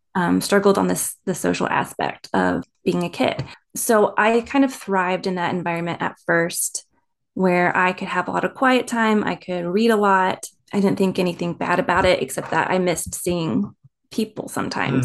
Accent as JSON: {"language": "English", "region": "East Coast", "country": "United States", "tie": "born or raised there", "also_born_or_lived": "Maryland", "said": "I was born on the East Coast"}